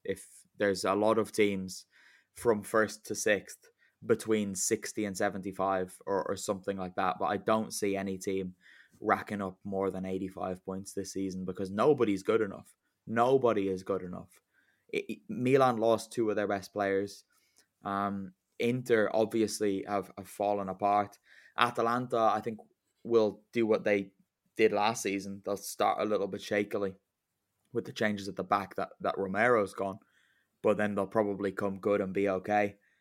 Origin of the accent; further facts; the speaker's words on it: Ireland; I celebrated as an Irishman